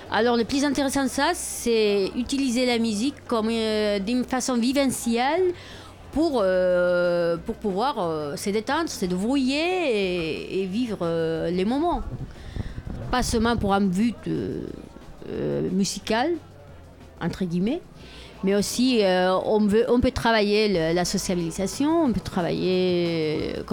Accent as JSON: {"language": "French", "town": "Barcelona", "region": "Catalonia", "country": "Spain", "second_language": "French", "moved": "yes", "said": "je viens de Barcelone"}